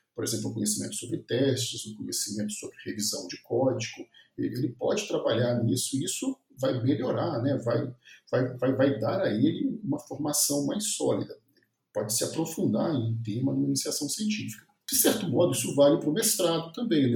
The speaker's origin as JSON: {"language": "Portuguese", "town": "Viçosa", "region": "Minas Gerais", "country": "Brazil", "said": "eu sou de Viçosa, no interior de Minas Gerais"}